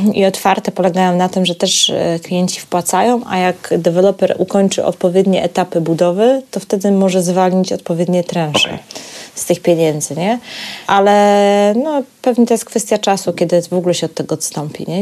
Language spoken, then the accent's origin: Polish; Poland